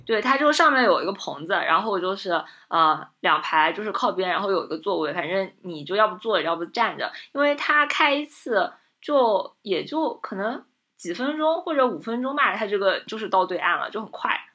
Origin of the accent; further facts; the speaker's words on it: Zhejiang, China; 我们浙江这边的这个农村